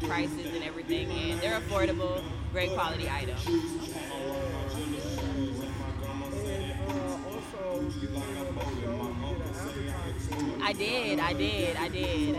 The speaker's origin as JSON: {"language": "English", "country": "Jamaica", "said": "I'm from Jamaica"}